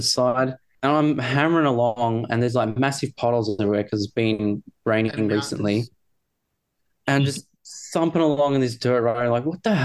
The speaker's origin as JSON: {"language": "English", "town": "Bendigo", "region": "Victoria", "country": "Australia", "said": "I'm from Bendigo"}